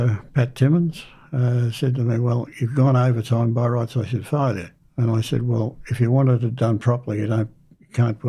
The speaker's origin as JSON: {"language": "English", "town": "Kew", "region": "Victoria", "country": "Australia", "tie": "born or raised there", "said": "I was born in Kew, Victoria, on the 7th of January 1944"}